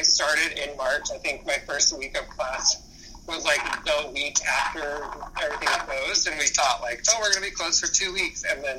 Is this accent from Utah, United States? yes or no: yes; Salt Lake City, Utah, United States; moved away as an adult; now in Florida, United States; I grew up in Salt Lake City